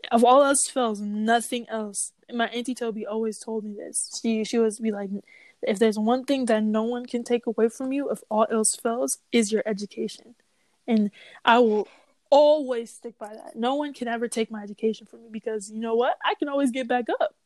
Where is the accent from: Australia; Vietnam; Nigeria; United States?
Nigeria; I am Nigerian